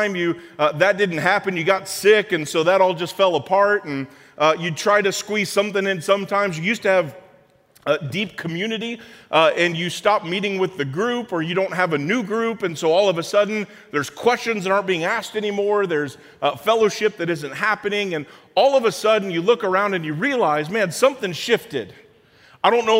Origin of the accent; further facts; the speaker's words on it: Springfield, Illinois, United States; I grew up in Springfield, and so downstate in Illinois